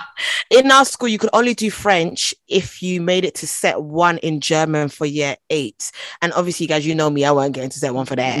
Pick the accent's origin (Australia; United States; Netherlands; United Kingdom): United Kingdom; London; first language Twi; I was born in London, actually